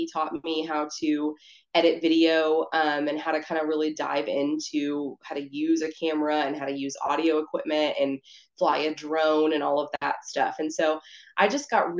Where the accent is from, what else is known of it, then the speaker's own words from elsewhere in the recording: Mount Vernon, Texas, United States; moved away as an adult; I'm from Northeast Texas, Mount Vernon, which is where I actually live